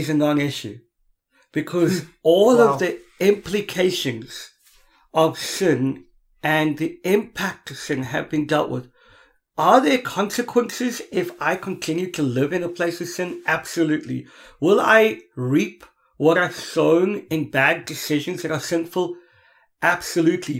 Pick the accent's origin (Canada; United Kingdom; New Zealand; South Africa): South Africa; Cape Town, Western Cape; I come from Cape Town